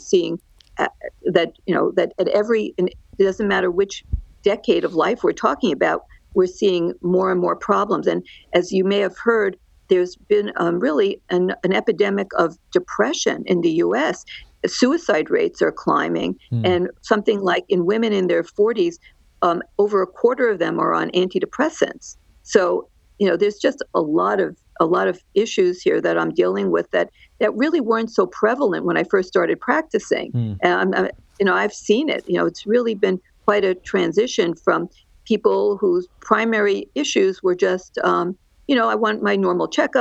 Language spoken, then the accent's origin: English; Great Neck, New York, United States; moved away as an adult; also born or lived in New Jersey / Los Angeles, California; now in Orange County, California, United States; I'm a New Yorker. I grew up on the outskirts of New York City, right on the line of New York City and Nassau County on Long Island